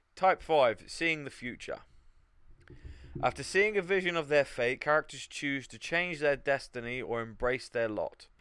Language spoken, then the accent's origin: English; United Kingdom; being British